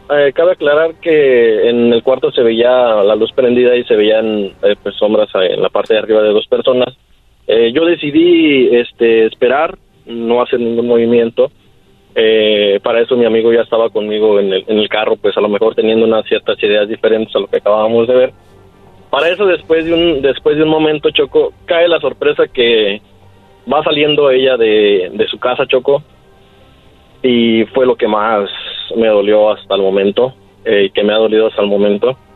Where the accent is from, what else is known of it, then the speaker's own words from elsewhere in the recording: Michoacán, Mexico; soy de Michoacán, orgullosamente.